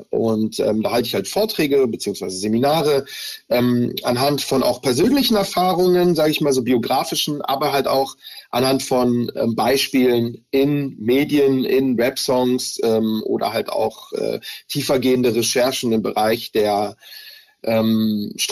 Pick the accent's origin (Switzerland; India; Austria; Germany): Germany; Also ich habe ähm, Antisemitismus schon sehr früh in meiner Kindheit erlebt hier in Deutschland.